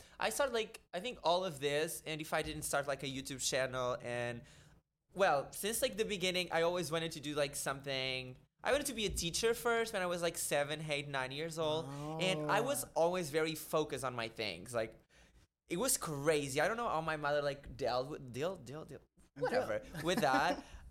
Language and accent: English; Portugal; English is a second language; moved away as an adult; now in New York City, United States; in Portuguese, and we are way more harsh